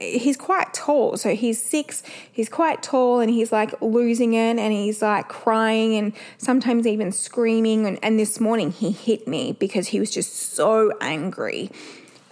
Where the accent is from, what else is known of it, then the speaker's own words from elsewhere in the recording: Perth, Western Australia, Australia; we're from Perth